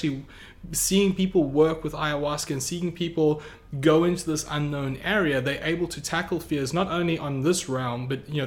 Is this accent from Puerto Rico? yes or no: no; South Africa; now in United States; I grew up in South Africa